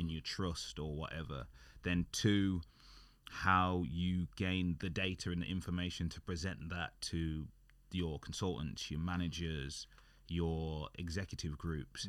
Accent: United Kingdom; we're British and we're working, working in the U K

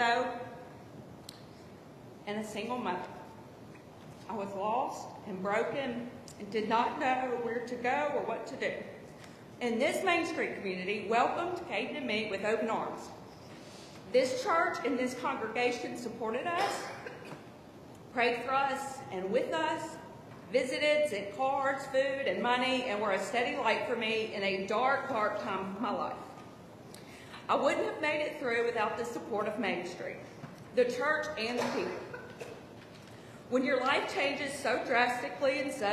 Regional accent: Ridgeland, Mississippi, United States; moved away as an adult; now in Hattiesburg, United States; I'm originally from Ridgeland, Mississippi, but moved to Hattiesburg in 2001 to go to USM

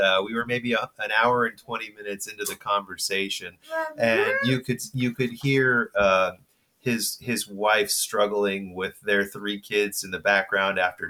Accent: Bay Area, Northern California, United States; grew up in Northern California in the Bay Area. Apple was walking distance from my house

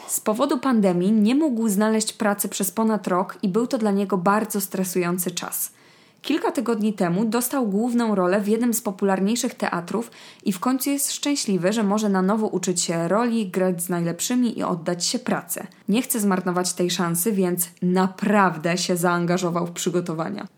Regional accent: Poland; pochodzę z miasta, które jest pod granicą niemiecką

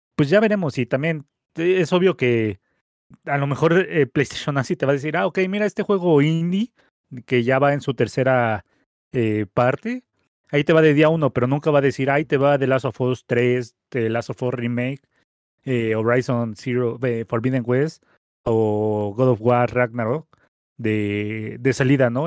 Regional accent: Mexico; aquí en México

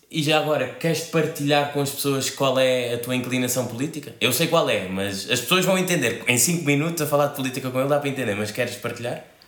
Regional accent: Cape Verde; also born or lived in Spain; now in Portugal; eu sou cabo-verdiano neste momento vivo em Portugal, já vivi em Espanha e em Cabo Verde

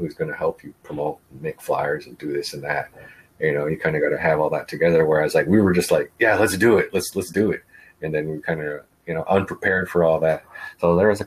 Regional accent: Winnebago Reservation, Nebraska, United States; I'm from the reservation

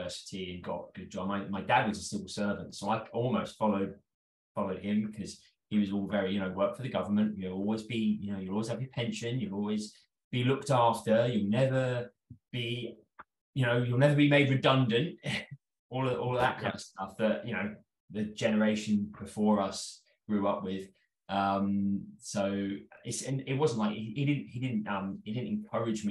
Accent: London, United Kingdom; I'm from North London. I've always been a Londoner. I was a pretty normal childhood, sort of in the suburbs of London

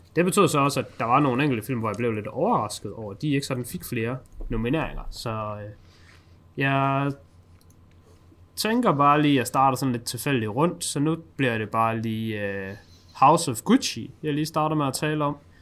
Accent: Denmark; føler jeg som dansker

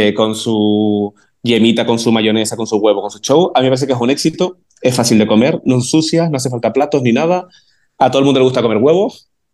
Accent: Arafo, Canary Islands, Spain; moved away as an adult; also born or lived in Santa Cruz de Tenerife; yo me fui de Arafo eh, con 19 años

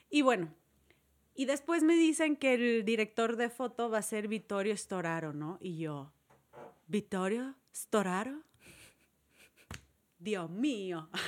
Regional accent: Murcia, Region of Murcia, Spain; yo soy de Murcia, soy murciana.

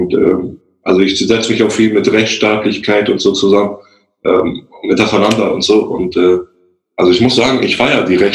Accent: Germany; born there; Weil, so, ich bin ja in Deutschland geboren

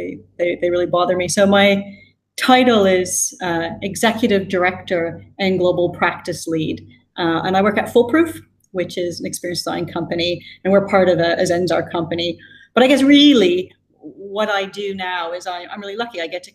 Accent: British Columbia, Canada; also born or lived in United Kingdom; now in Singapore; Yeah, so I was born in Canada, spent my formative years there, but I think I've traveled a lot after 18 years in the UK. I think depending on who I'm with, my accent shifts. But actually now I live in Singapore.

